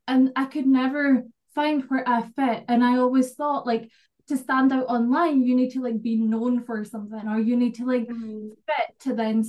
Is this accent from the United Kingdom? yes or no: yes; Scotland, United Kingdom; I'm from Scotland